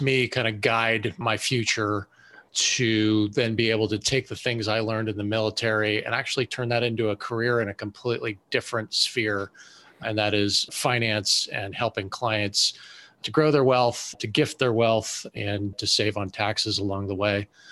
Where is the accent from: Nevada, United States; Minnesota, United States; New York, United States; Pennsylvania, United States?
Pennsylvania, United States; Western; moved away as an adult; I grew up in Western Pennsylvania and joined the Navy to fly airplanes